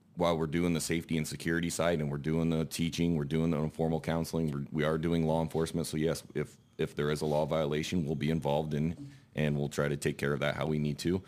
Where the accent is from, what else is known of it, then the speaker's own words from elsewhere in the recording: Elmwood, Nebraska, United States; I am from Elmwood. It's a small town east of Lincoln, about twenty minutes. I grew up there